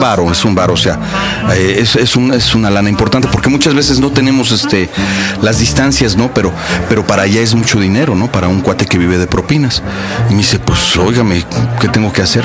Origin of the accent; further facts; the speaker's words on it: Mexico; yo vengo de México